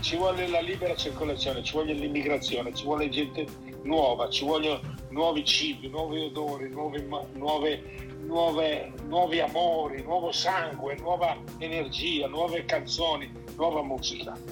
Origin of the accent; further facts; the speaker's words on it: Milan, Lombardy, Italy; now in Tuscany, Italy; sono milanese però vivo in Toscana